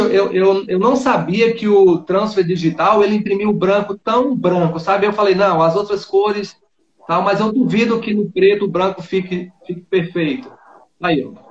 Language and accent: Portuguese; Bonito, Bahia, Brazil; Ah, eu sou aqui da Bahia, interior da Bahia. É, a minha cidade, Ó. ela chama é, Bonito, o nome da cidade.